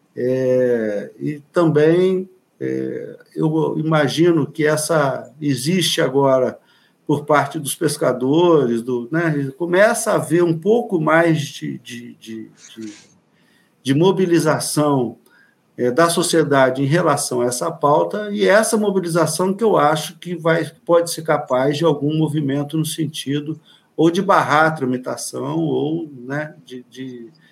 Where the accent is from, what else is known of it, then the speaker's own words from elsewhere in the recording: Angra dos Reis, Rio de Janeiro, Brazil; Aqui na nossa região, que eu sou de Angra dos Reis, a gente aqui na Baía da Ilha Grande